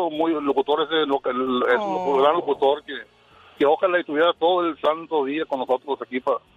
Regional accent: Burgos, Tamaulipas, Mexico; moved away; Nativo, nativo, soy de un pueblo que se llama Burgos, Tamaulipas.

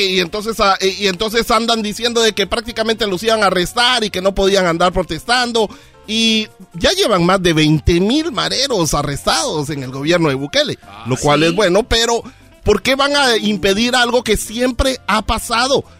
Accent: Guatemala; en mi país, lo mismo

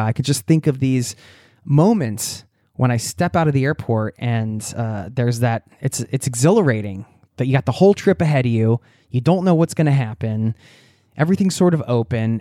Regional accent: Newtown, Pennsylvania, United States; moved away; I grew up in Newtown, which is in Bucks County outside of Philadelphia

